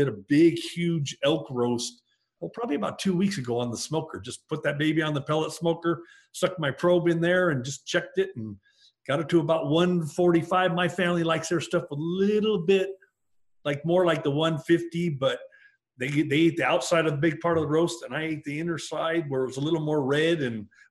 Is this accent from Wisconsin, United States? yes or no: no; California, United States; moved away; I grew up in California riding ATVs on the beach and motorcycles and street racing